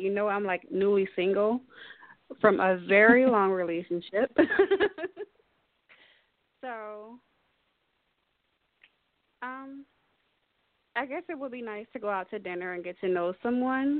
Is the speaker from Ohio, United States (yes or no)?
no; Virginia, United States; I'm from Virginia